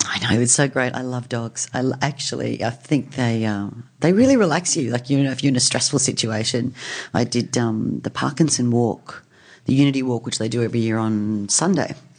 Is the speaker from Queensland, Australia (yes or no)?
yes; Brisbane, Queensland, Australia; moved away as an adult; also born or lived in United States; I grew up in Queensland